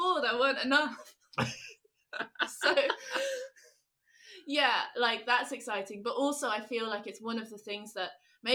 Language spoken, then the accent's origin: English; London, United Kingdom; So I actually was born in London. I was born in Chelsea.